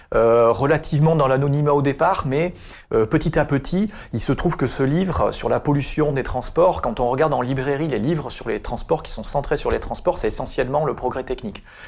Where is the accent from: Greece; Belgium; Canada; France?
France; Basque Country, Nouvelle-Aquitaine; moved away as an adult; also born or lived in Paris; now in Bordeaux, France; je suis originaire du Pays Basque